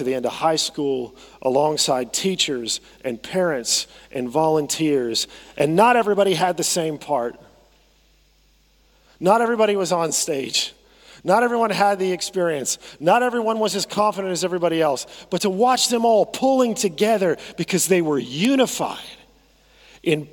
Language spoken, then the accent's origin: English; United States; I say that as an American